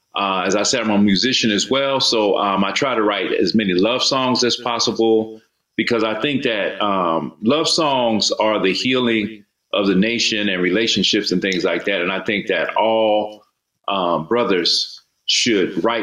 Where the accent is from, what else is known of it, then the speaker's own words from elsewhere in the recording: Mobile, Alabama, United States; born there; now in Atlanta, United States; I was born in Mobile, Alabama, but my father was in the military. So I've lived and moved all around the world.